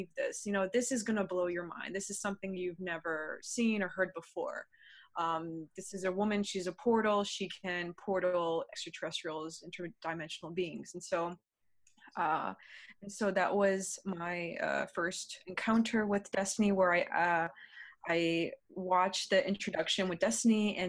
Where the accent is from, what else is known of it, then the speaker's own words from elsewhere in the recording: United States; I am from the United States.